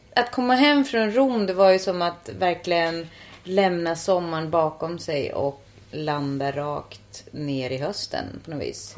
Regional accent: Finland; Swedish is a second language; now in Stockholm, Sweden; jag är finne och inte uppvuxen med prepositioner

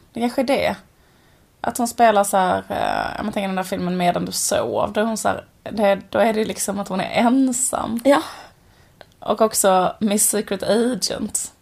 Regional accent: Borås, Västra Götaland, Sweden; när vi var små och bodde i Borås, ett sånt höghusområde

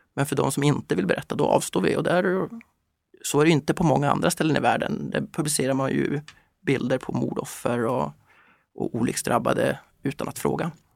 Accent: Kiruna, Norrbotten County, Sweden; När jag växte upp i Kiruna

